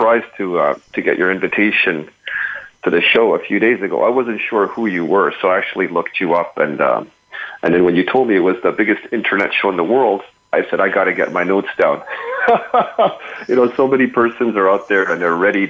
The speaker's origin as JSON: {"language": "English", "town": "Montreal", "region": "Quebec", "country": "Canada", "said": "I'm from Montreal"}